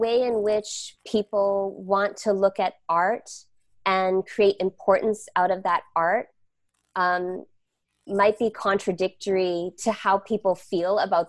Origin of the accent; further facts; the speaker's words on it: Malaysia; born there; moved away; also born or lived in Canada / United States; I was born in Malaysia and came to Turtle Island, Canada, and the US, and spent my time in both of those countries.